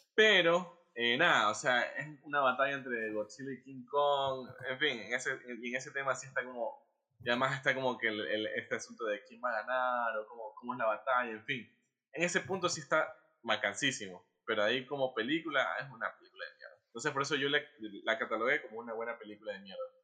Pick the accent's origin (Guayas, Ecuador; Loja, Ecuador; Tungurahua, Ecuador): Guayas, Ecuador; Guayaquil